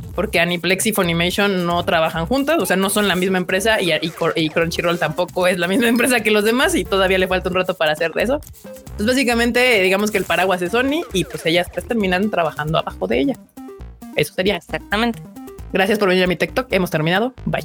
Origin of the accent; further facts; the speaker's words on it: Mexico; buenos Mexos y latinos que somos